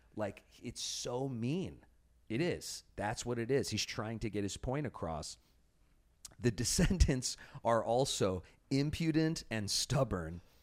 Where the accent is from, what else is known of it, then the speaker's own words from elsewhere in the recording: Chicago, Illinois, United States; moved away; I grew up in Chicago.